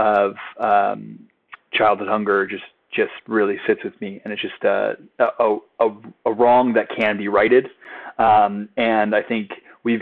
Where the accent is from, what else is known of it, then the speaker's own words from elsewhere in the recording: San Diego, California, United States; I grew up in San Diego